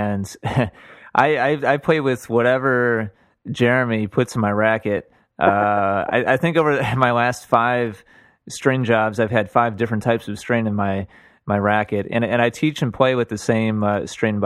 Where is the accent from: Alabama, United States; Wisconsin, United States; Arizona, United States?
Wisconsin, United States; I'm from Wisconsin